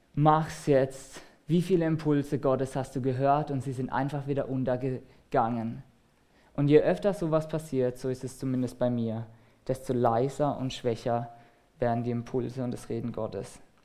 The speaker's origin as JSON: {"language": "German", "country": "Germany", "said": "als Deutsche"}